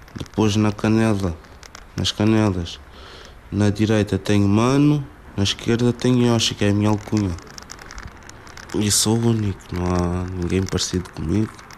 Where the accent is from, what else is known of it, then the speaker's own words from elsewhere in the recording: Cacém, Lisbon, Portugal; also born or lived in Amadora; Quando nasci estava a viver na Amadora. Com 4 anos mudei-me para o Casal do Cotão, Cacém.